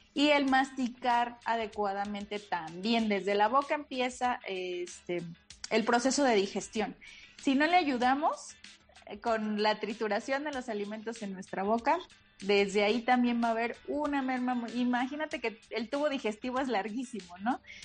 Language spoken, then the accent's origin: Spanish; Veracruz, Mexico; moved away; soy jarocha